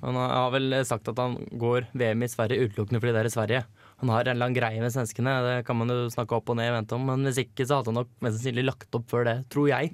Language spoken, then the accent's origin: Norwegian; Hønefoss, Buskerud, Norway; now in Trondheim, Norway; var jeg på besøk hjemme i Hønefoss og feira bursdagen til lillebror